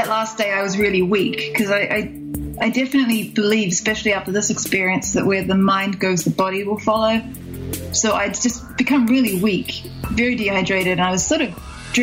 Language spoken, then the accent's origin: English; New Zealand; I'm from New Zealand